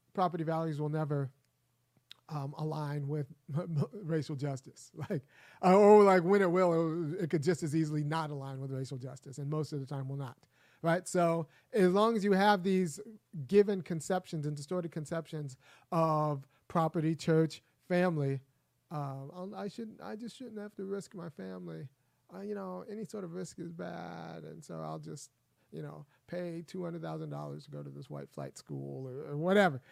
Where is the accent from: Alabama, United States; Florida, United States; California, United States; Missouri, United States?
California, United States; also born or lived in Minnesota; I know I'm from California and I went to Berkeley.